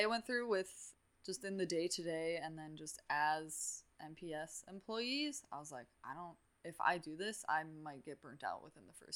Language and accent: English; Muskego, Wisconsin, United States; I grew up in Muskego